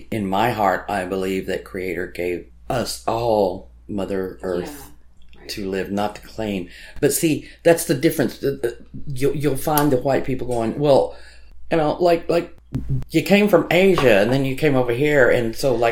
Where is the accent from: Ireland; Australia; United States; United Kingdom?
Ireland; I am Irish, so I do have a line of Celtic traditions